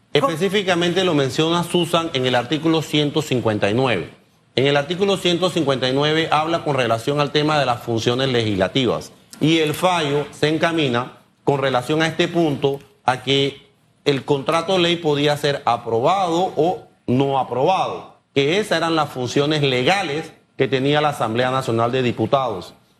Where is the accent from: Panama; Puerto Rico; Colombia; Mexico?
Panama